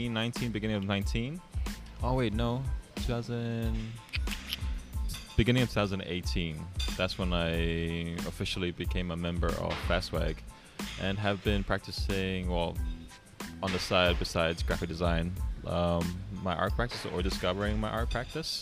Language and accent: English; Tonga; accent: Kiwi; now in New Zealand; I am of Tongan descent, and I was born and raised in Tonga half my life, and I moved here in the 2000s for education